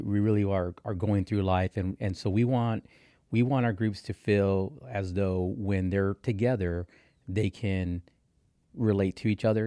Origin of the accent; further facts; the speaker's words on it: Texas, United States; also born or lived in Kansas City area; now in Kansas City, United States; I'm from Texas.